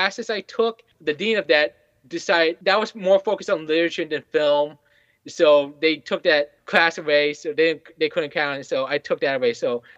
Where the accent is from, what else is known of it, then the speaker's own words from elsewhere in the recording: Fairfax, Virginia, United States; I'm actually born and raised in Fairfax, and I still live in Fairfax.